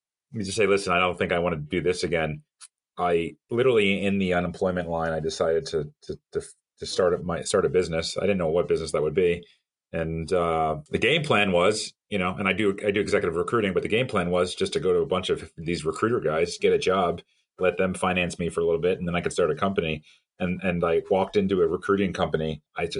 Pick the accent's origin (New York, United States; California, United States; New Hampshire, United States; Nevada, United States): New York, United States; New York City; moved away as an adult; also born or lived in Miami; I'm originally from the New York area, New York City area